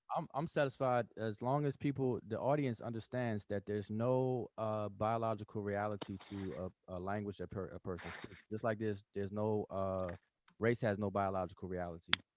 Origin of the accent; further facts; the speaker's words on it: United States; first language English; I'm over here in America